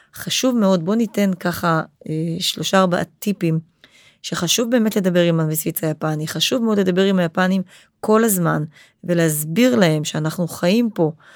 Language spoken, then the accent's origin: Hebrew; Israel; אנחנו כישראלים חיים פה את זה